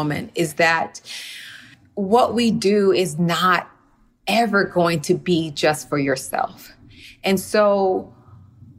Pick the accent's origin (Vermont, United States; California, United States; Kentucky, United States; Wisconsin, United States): California, United States; Los Angeles; also born or lived in Compton; I grew up in Windsor Hills here in Los Angeles.